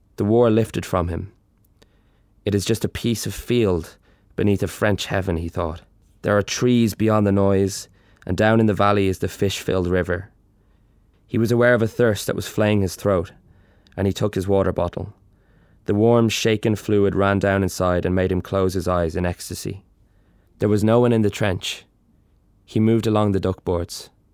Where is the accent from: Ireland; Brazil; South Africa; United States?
Ireland; Dublin, Leinster; growing up in Dublin